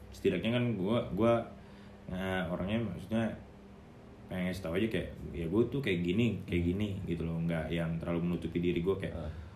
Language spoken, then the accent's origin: Indonesian; Balige, North Sumatra, Indonesia; also born or lived in Medan; now in Jakarta, Indonesia; di S M A gua di kampung